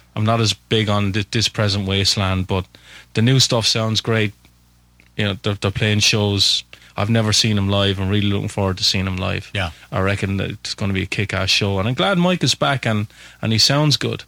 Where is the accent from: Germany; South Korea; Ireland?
Ireland; Waterford, Munster; I am from Waterford in Southern Ireland.